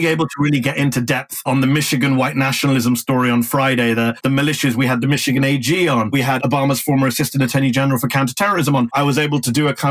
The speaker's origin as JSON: {"language": "English", "country": "United Kingdom", "moved": "as an adult", "lives_now": "United States", "said": "I'm both British and American at the same time"}